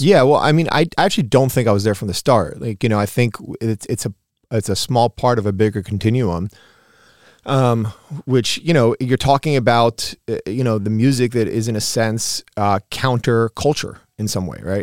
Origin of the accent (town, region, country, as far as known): New York, United States; born or raised there; also born or lived in Uruguay